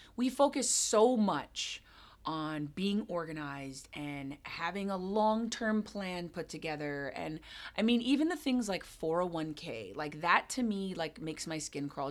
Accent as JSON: {"language": "English", "region": "Hawaii", "country": "United States", "tie": "born or raised there", "also_born_or_lived": "Jamaica / London / California", "moved": "as an adult", "lives_now": "Seattle, United States", "said": "I was born and raised in Hawaii, and I moved to Seattle in December?"}